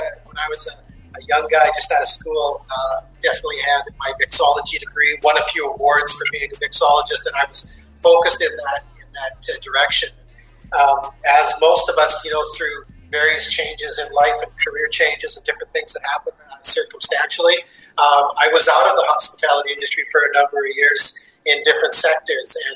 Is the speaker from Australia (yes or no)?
no; Edmonton, Alberta, Canada; moved away as an adult; now in Ottawa, Canada; hometown, Edmonton, Alberta, Canada. Was born and raised there many years ago